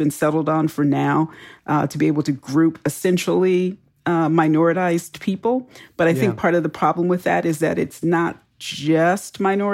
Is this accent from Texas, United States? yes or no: yes; Houston, Texas, United States; I grew up in Texas.